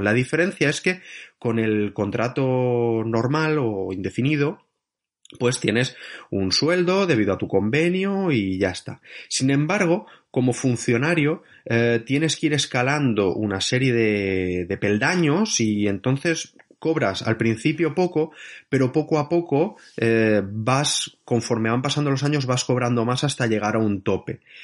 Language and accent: Spanish; Barcelona, Catalonia, Spain; moved away as an adult; now in France; soy de Barcelona